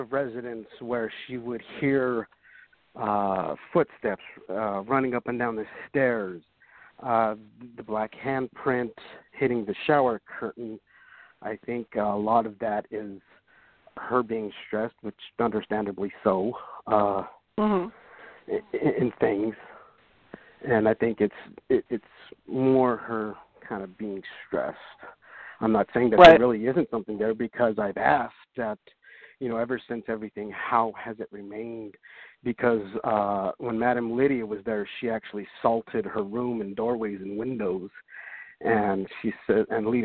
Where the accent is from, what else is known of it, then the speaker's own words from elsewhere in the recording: Southwest, United States; I come from the Southwest